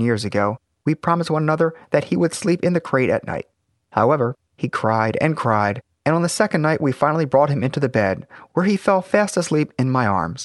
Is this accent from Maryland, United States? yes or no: yes; Baltimore, Maryland, United States; my hometown of Baltimore